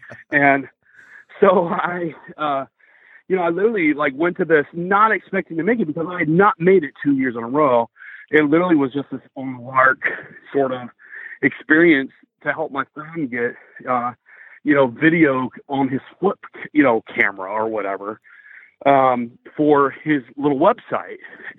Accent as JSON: {"language": "English", "town": "Greenville", "region": "South Carolina", "country": "United States", "said": "I'm from Greenville, South Carolina. I'm 28 years old"}